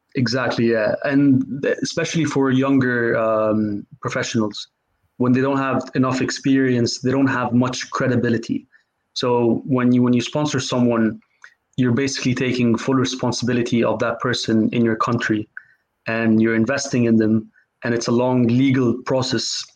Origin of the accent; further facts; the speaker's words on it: Cairo, Cairo Governorate, Egypt; moved away as an adult; also born or lived in United States; now in United Kingdom; I'm originally from Egypt. Uh, I grew up in Cairo, um, lived there. My whole family is from there. Um, I lived there till I was 18.